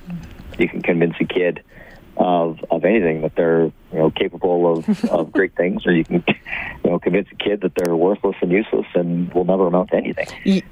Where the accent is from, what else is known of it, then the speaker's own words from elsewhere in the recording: Lethbridge, Alberta, Canada; also born or lived in Nanton; Yeah, I was born down in Lethbridge